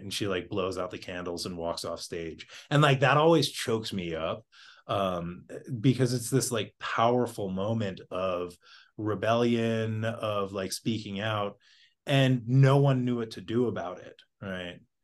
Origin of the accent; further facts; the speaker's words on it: Boston, Massachusetts, United States; I grew up in Boston